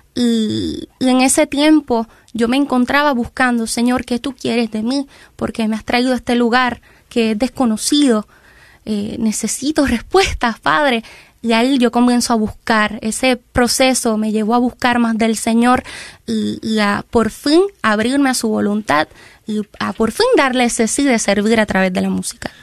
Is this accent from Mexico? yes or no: no; Ciales, Puerto Rico; Somos del pueblo de Ciales, Ciales, Puerto Rico, queda exactamente en el centro de la isla.